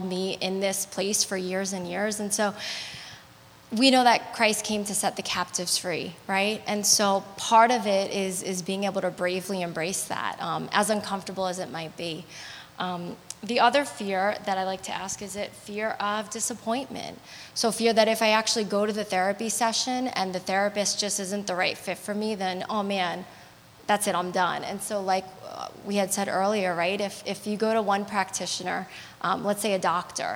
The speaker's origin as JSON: {"language": "English", "region": "New York", "country": "United States", "said": "being a New Yorker"}